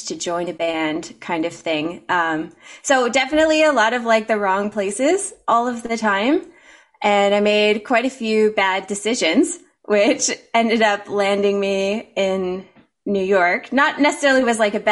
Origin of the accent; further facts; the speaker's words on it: Ontario, Canada; moved away as an adult; also born or lived in United States; I was raised in Mennonite country